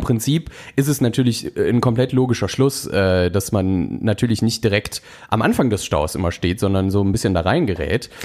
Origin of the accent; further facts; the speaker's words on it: North Rhine-Westphalia, Germany; wir kommen ja beide aus NRW